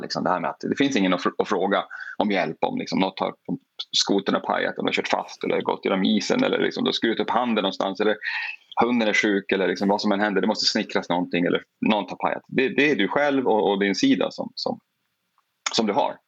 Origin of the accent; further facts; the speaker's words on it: Porjus, Norrbotten County, Sweden; now in Chicago, United States; Jag kommer från Porjus. Mm. Det är liksom där jag har eh, vuxit, vuxit upp.